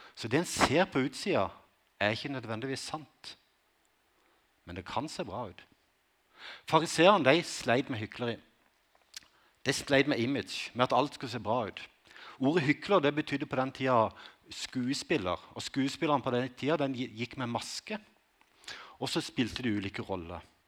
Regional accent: Konsmo, Agder, Norway; Livet som ungdom på Konsmo i 80-tallet

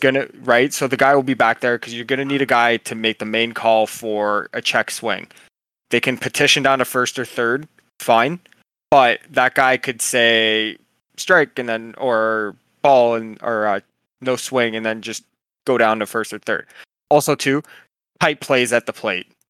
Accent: Canada; I'm Canadian

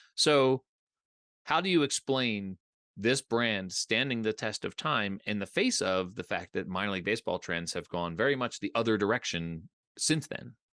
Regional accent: Philadelphia, Pennsylvania, United States; I grew up in the Philadelphia area

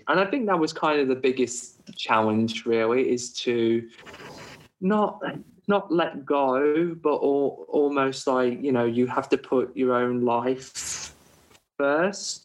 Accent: United Kingdom; moved away as an adult; now in Australia; as a Brit

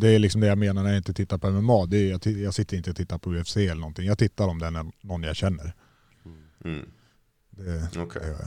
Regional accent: Gävle, Gävleborg County, Sweden; hemma i Gävle med mina föräldrar.

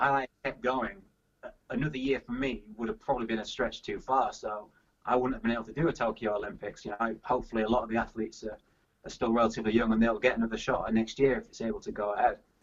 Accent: Yorkshire and the Humber, United Kingdom; moved away as an adult; also born or lived in Loughborough / Birmingham / London; I'm a Yorkshire man from Yorkshire, and I'm, I'm back in Yorkshire now

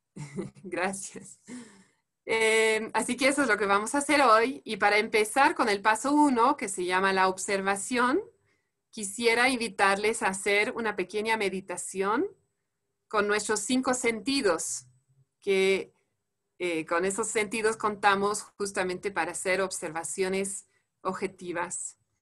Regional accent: France; Spanish is a second language; moved away as an adult; now in Bolivia; soy francesa

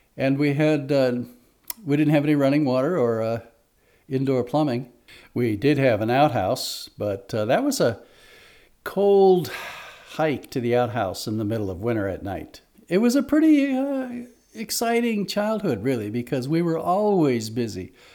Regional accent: Alaska, United States; now in Sequim, United States; growing up in Alaska

